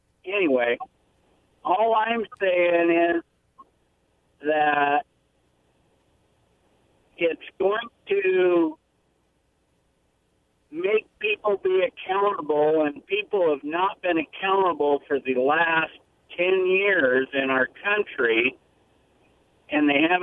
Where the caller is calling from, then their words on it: Prosser, Washington, United States; I'm calling from Prosser